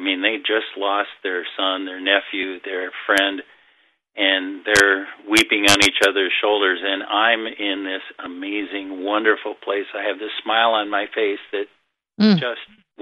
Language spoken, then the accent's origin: English; Minnesota, United States; I grew up in a small town in Minnesota